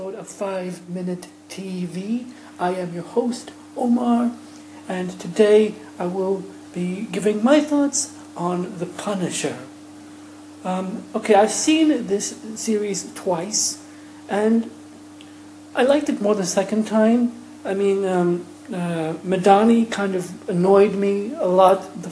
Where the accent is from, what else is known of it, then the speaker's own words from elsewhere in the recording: Ireland; being an Irish man myself